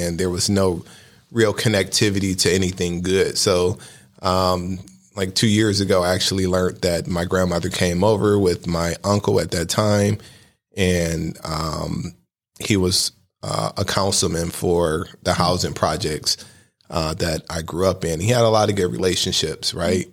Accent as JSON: {"language": "English", "town": "Cleveland", "region": "Ohio", "country": "United States", "tie": "born or raised there", "said": "I was born and raised on East fifty-fifth Street, right across the street from East Tech"}